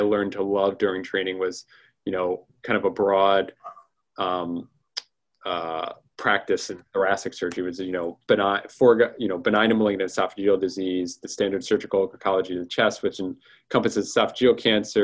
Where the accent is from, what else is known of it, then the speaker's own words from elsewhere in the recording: Delaware, United States; moved away as an adult; also born or lived in Midwest; now in Philadelphia, United States; I remember as a kid going to Phillies games in the vet, going, you know, I'm from Delaware originally